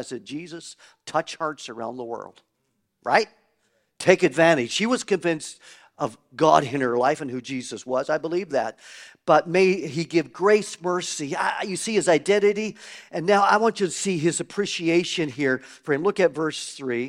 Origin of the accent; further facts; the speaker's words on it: Canada; I grew up in Canada, like your pastors and myself.